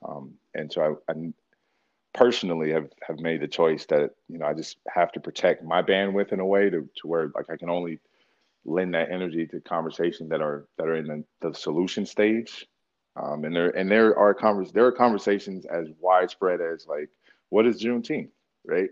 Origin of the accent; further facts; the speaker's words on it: Philadelphia, Pennsylvania, United States; moved away; also born or lived in Georgia / Milwaukee, Wisconsin / Anchorage, Alaska; I grew up in Philadelphia. I grew up between Philadelphia and Dirt Road, Georgia, and then I was here